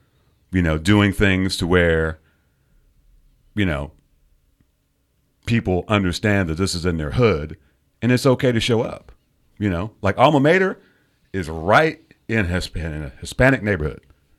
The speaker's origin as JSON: {"language": "English", "country": "United Kingdom", "moved": "yes", "said": "I'm British."}